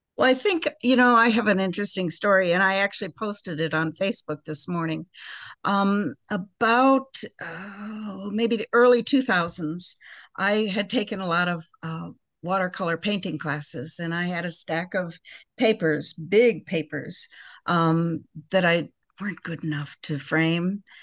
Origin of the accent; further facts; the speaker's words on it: Park Ridge, Illinois, United States; now in Crystal Lake, United States; I grew up in Park Ridge